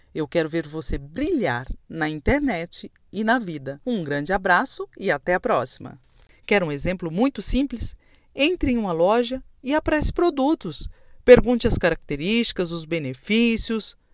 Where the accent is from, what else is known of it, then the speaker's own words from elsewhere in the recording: Camapuã, Mato Grosso do Sul, Brazil; Eu nasci em Camapuã, uma cidadezinha de 13 mil habitantes do interior de Mato Grosso do Sul